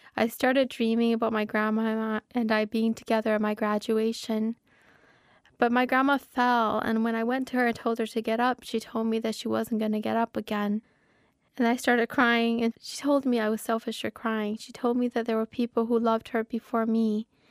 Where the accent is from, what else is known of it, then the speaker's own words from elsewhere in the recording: Minnesota, United States; I'm a Minnesotan author, that I come from the most literary state in the nation.